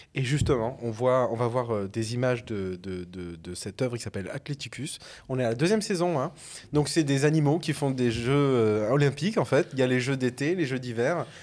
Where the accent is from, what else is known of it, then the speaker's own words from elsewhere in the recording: Avignon, Provence-Alpes-Côte d'Azur, France; also born or lived in Arles; je suis originaire d'Avignon, euh, Arles et tout ça, c'est mon bassin de vie en tout cas de ma jeunesse